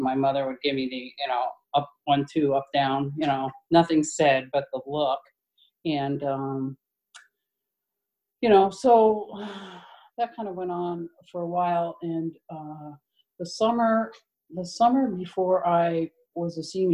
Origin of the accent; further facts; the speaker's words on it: New Jersey, United States; now in Portland, United States; I'm from Portland, Maine. I live in Portland now. I've been there a while, 20 years, and I'm originally from New Jersey.